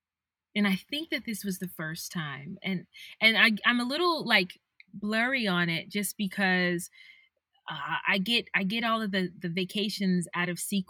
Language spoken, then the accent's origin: English; Jonesboro, Georgia, United States; I'm from Jonesboro, Georgia